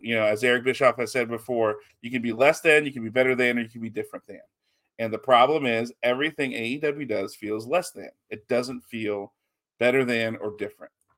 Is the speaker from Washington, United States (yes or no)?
no; Texas, United States; we're Texan